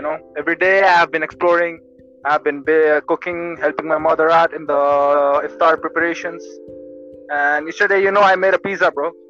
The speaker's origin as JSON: {"language": "English", "country": "Qatar", "tie": "born or raised there", "also_born_or_lived": "India", "lives_now": "Hyderabad, India", "said": "Well, I'm from Qatar. I'm from India. I was born in India, but I did my schooling and everything from Qatar. And right now I'm in Hyderabad."}